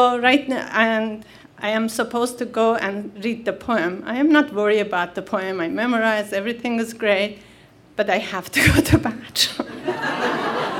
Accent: Iran; English is a second language; moved away as an adult; also born or lived in Michigan / Northern California / Istanbul; now in United States; I've been born and raised in the Middle Eastern in Iran in a small town

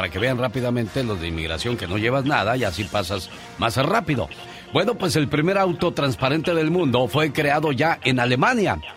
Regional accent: Mazatlán, Sinaloa, Mexico; moved away; que un día salí de Mazatlán, Sinaloa, pero Mazatlán, Sinaloa nunca salió de mí.

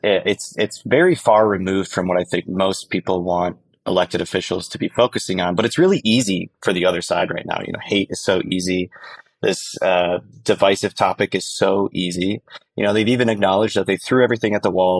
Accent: northern Michigan, United States; I sold out my hometown, which was very humbling. Six hundred seventy-five people in northern Michigan

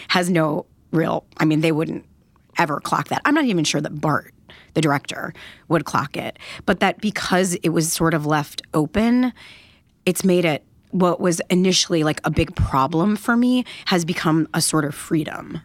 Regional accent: Detroit, Michigan, United States; I grew up in Detroit, Michigan

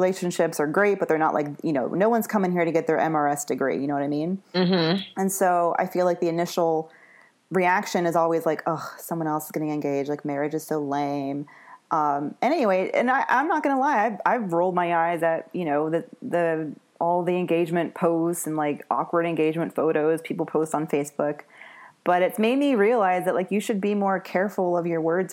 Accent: the South, United States; I'm from the South

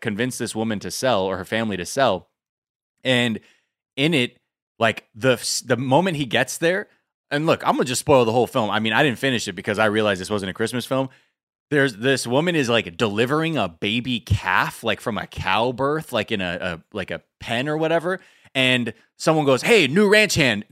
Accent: California, United States; I'm from California.

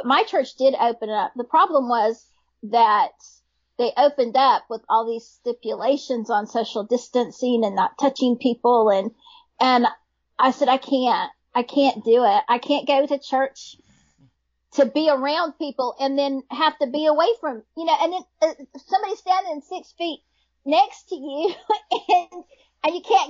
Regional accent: Oklahoma, United States; My daddy was from Missouri and my mom was from California, and okay. I grew up in Oklahoma.

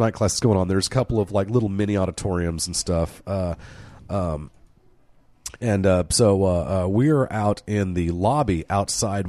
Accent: College Town, Oklahoma, United States; we grew up in College Town

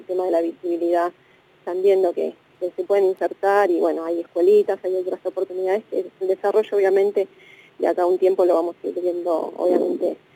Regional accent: Argentina; como argentinos

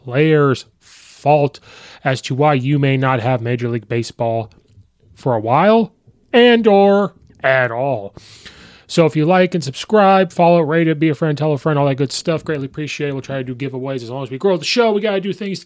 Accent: Illinois, United States; I have been a Bulls fan since birth because I was born in Illinois.

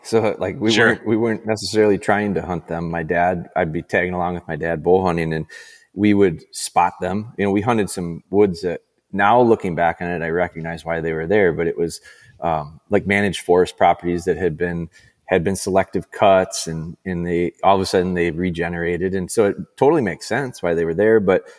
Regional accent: Green Bay, Wisconsin, United States; also born or lived in Rhinelander; I'm from Rhinelander, which is, you know, north, I would call it northern Wisconsin, north central, but I never heard anybody call it a grouse until I came down to Green Bay. And I moved to Green Bay when I was in like fifth grade.

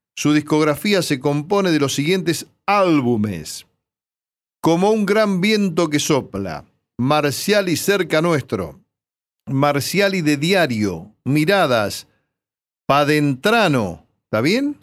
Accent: 25 de Mayo, Buenos Aires Province, Argentina; moved away; la gente de mi pueblo

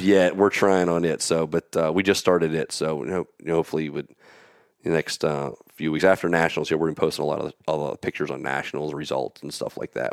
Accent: Pennsylvania, United States; I'm from Pennsylvania.

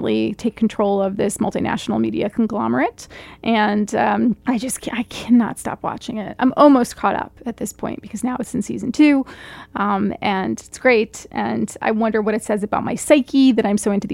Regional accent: East Coast, United States; I'm from the East Coast

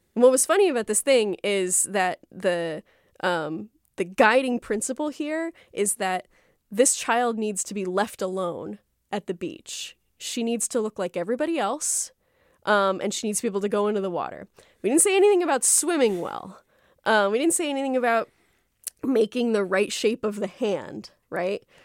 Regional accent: South Florida, United States; when I was growing up in South Florida

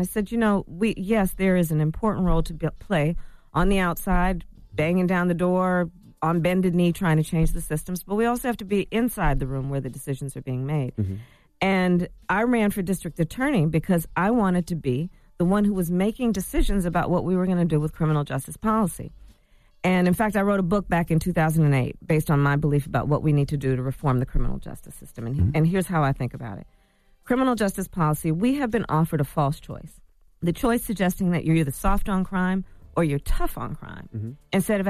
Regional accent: Oakland, California, United States; born there; I was born in Oakland.

